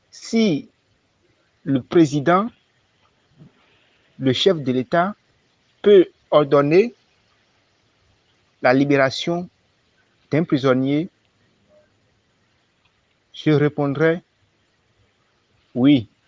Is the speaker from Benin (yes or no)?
yes; Benin; Je suis béninois.